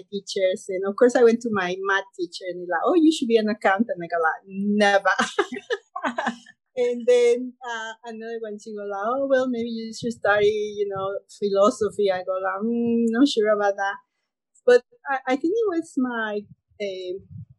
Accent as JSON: {"language": "English", "region": "Mexico City", "country": "Mexico", "tie": "born or raised there", "moved": "as an adult", "lives_now": "Grenada", "said": "growing up in Mexico"}